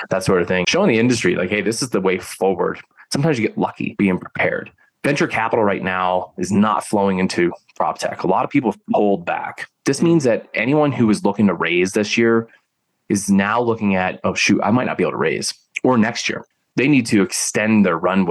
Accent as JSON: {"language": "English", "town": "Philadelphia", "region": "Pennsylvania", "country": "United States", "moved": "yes", "said": "I'm originally from the Philly area"}